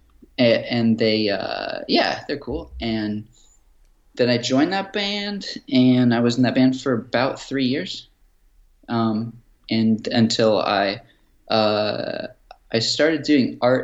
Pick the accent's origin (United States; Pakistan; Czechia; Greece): United States; San Luis Obispo, California; first language English; moved away as an adult; also born or lived in Bay Area; now in Norway; I was born in San Luis Obispo, and that's between San Francisco and L.A.